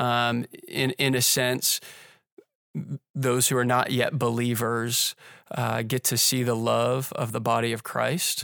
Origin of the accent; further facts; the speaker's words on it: Pittsburgh, Pennsylvania, United States; also born or lived in Indiana; now in Orlando, United States; I grew up in Pittsburgh